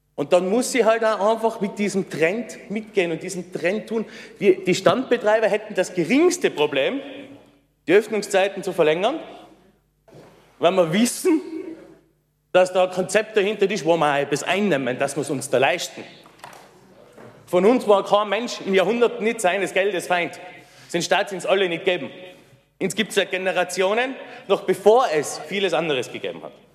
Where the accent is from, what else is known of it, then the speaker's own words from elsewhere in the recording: Innsbruck, Tyrol, Austria; Ich bin in der Markthalle aufgewachsen. Seit ich ein kleiner Bub bin, bin ich da drei Nummer gewesen